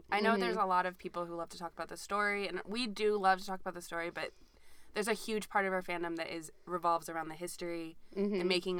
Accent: Georgia, United States; also born or lived in Massachusetts; we're from Georgia.

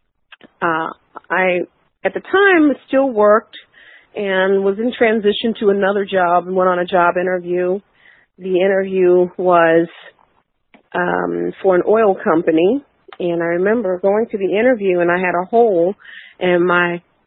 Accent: Baltimore, Maryland, United States; 5'4" black women from East Baltimore

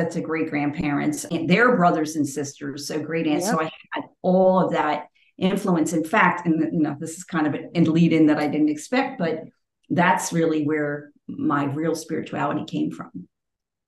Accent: Philadelphia, Pennsylvania, United States; moved away; I grew up in Philly.

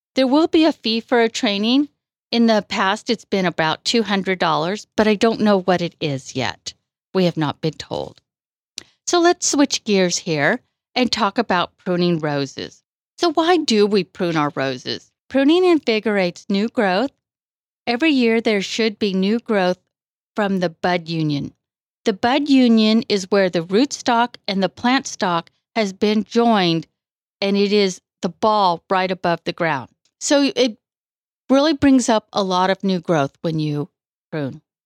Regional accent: Woodland, California, United States; moved away as an adult; also born or lived in Bay Area, California; now in Colusa, United States; I was born in the Bay Area, but grew up in Woodland.

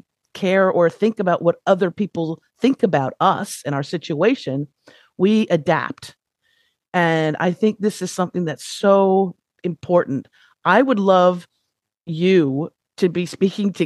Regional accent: Los Angeles, California, United States; I was, you know, born and raised in Los Angeles

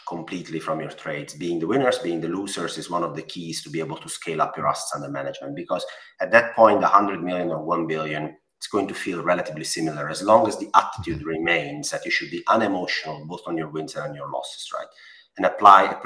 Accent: Italy; accent: Italian; English is a second language; I'm Italian. I mean, my accent

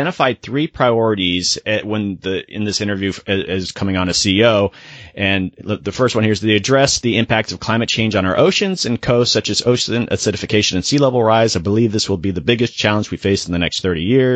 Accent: Sarasota, Florida, United States; I grew up in Florida on the beach in Sarasota

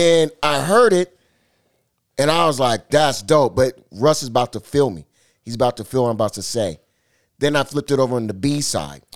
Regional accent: Seattle, Washington, United States; I'm from the town

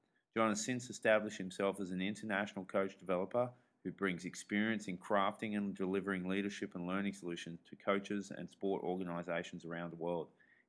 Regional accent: Australia; as an Aussie who's a Wallabies fan rusted on

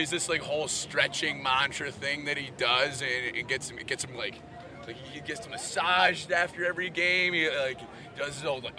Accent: Connecticut, United States; I'm from Connecticut

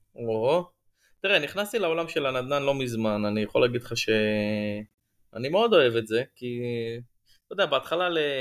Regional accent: Tel Aviv, Tel Aviv District, Israel; moved away as an adult; now in Yavne, Israel; נולדתי בתל אביב וגדלתי בקריית שלום, ואני בעשר שנים האחרונות אה, גר ביבנה

